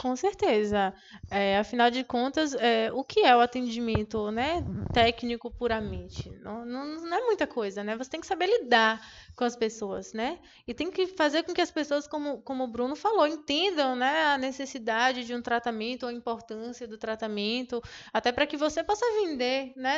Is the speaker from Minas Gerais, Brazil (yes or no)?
no; Jequié, Bahia, Brazil; moved away; Eu sou, eu venho de Jequié, então lá tinha só a UESB